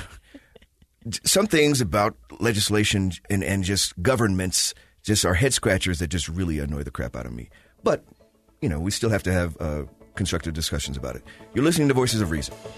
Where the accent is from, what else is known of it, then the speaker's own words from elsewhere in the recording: Chicago, Illinois, United States; moved away; I grew up in Chicago